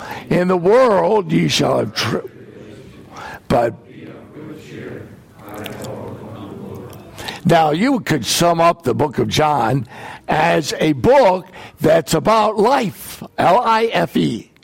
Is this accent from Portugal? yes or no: no; United States; I am from the United States